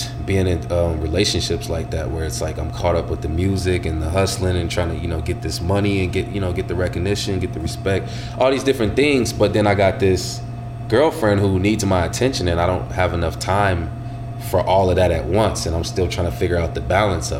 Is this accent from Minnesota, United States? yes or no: yes; Minnesota, United States; also born or lived in Illinois; I always got love for Minnesota